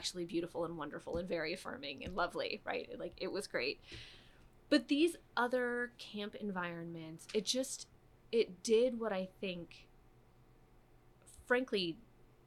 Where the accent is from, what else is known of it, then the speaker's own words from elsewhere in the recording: Michigan, United States; I grew up in Michigan